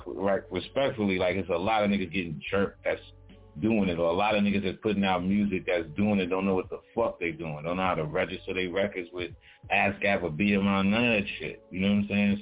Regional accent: New York City, New York, United States; I'm from Brooklyn, you know, born in Kings County Hospital, born and raised in Brownsville, from Brownsville

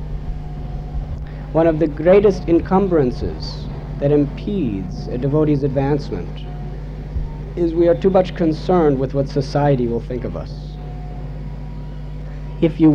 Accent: United States; I was born in America

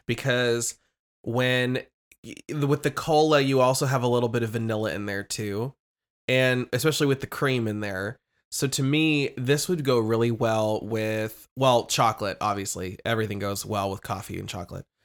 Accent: Lincoln, Nebraska, United States; I'm from Lincoln, Nebraska

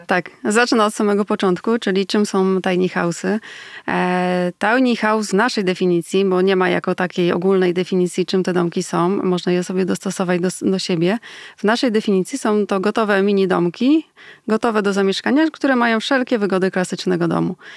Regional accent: Poland; u nas w Polsce

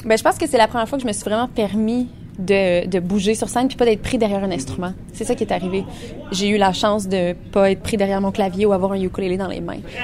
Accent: Fournier, Ontario, Canada; on a grandi dans le milieu de la campagne. moi, je suis née à Fournier

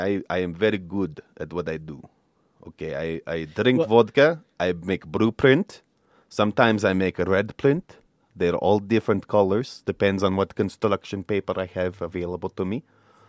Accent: Russia; I'm from Russia.

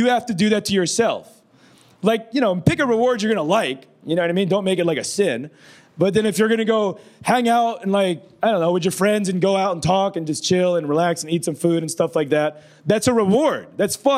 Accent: Philippines; I'm brown. I'm Filipino

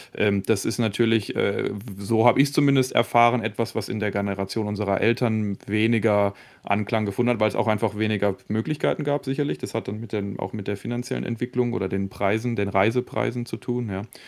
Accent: Germany; bei uns in Deutschland

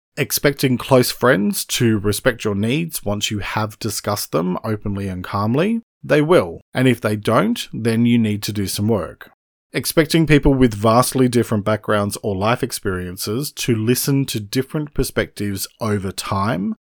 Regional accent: Australia; I'm an Australian writer and speaker

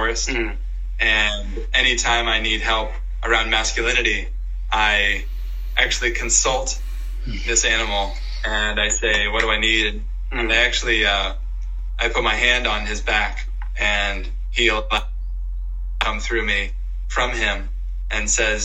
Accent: Georgia, United States; moved away; also born or lived in New England / the West; When I was growing up in Georgia, the coaches would have all these phrases, very Southern

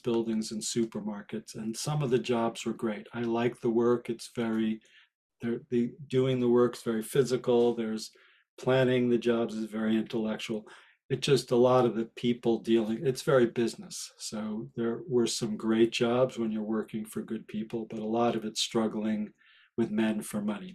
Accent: Rye Brook, New York, United States; moved away as an adult; also born or lived in Longmont, Colorado; my next door neighbor growing up in Westchester

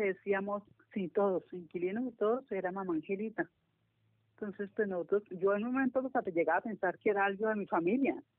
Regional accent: Cali, Valle del Cauca, Colombia; Aquí en Cali, nací aquí en Cali, yo soy caleña de nacimiento y de crianza

